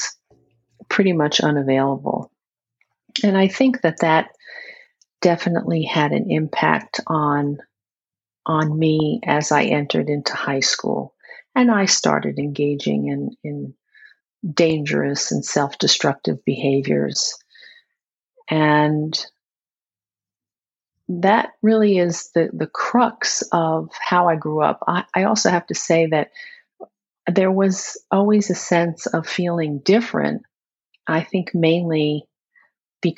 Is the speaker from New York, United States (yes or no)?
yes; New York City, New York, United States; now in upstate New York, United States; I was born and raised in Queens. But now I live in upstate New York